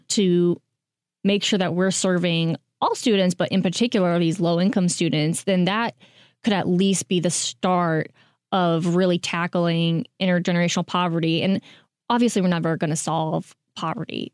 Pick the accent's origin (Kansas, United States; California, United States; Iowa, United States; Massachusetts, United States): Kansas, United States; moved away; I'm from Kansas